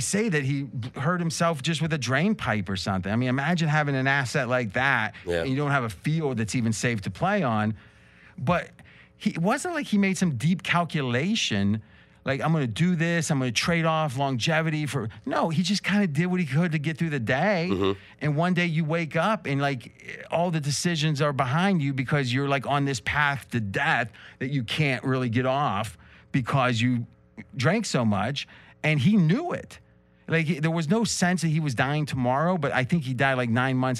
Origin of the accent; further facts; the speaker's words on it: Ohio, United States; I'm from Ohio.